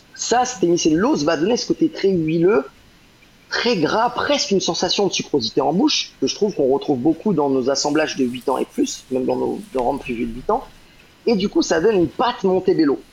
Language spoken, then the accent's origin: French; Rennes, Brittany, France; moved away as an adult; also born or lived in London, United Kingdom; now in Guadeloupe; ma terre natale, parce que je suis breton, euh, je, viens de, je de Rennes